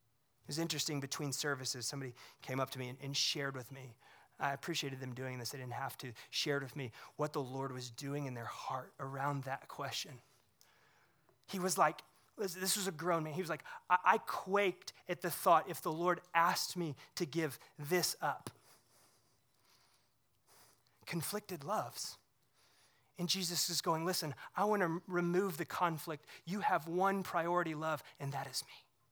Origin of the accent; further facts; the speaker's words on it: Missouri, United States; I grew up near the Lake of the Ozarks in Missouri